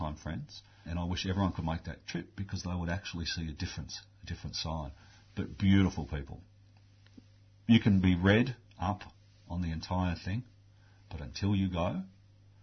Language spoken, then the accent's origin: English; Australia; I'm an Australian